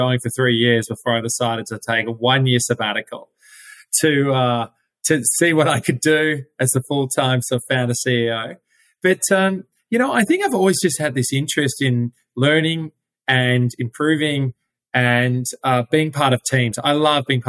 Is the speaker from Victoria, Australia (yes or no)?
yes; Melbourne, Victoria, Australia; moved away; Yes, I'm from Melbourne, Australia, and grew up there.